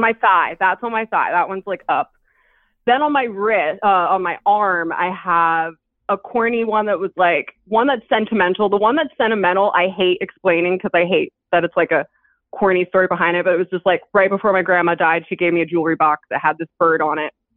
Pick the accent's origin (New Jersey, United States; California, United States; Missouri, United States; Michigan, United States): New Jersey, United States; now in Philadelphia, United States; I'm from Jersey, but I live in Philadelphia